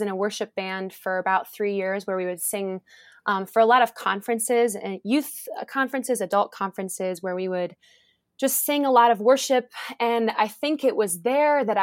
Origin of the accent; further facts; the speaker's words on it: Cleveland, Ohio, United States; I'm from Cleveland, Ohio. I'm a proud Clevelander